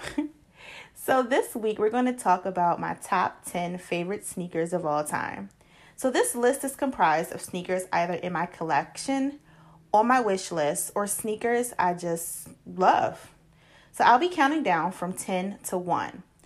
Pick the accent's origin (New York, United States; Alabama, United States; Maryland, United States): Maryland, United States; Baltimore; I'm from Baltimore